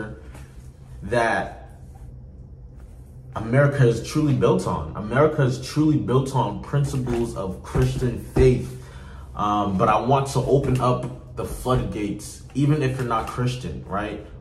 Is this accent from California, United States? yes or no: no; North New Jersey, United States; I grew up in North New Jersey. I've been living in North New Jersey for about 8 years.